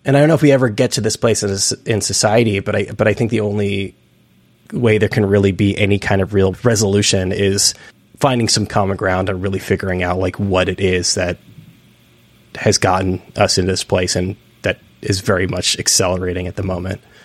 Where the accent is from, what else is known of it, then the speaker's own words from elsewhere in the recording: outside of San Francisco, Northern California, United States; moved away; I'm from Northern California. I'm from outside of San Francisco initially